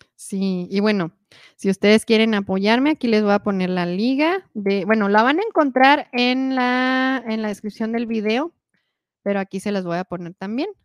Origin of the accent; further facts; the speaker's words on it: Mexico; yo soy mexicana